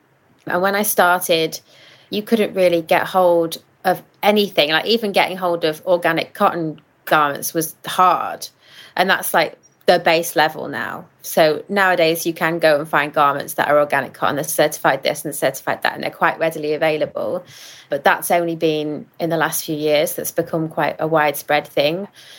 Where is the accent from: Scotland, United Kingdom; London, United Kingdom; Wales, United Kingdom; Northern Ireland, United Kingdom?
Wales, United Kingdom; I'm Welsh, so I'm not saying it properly.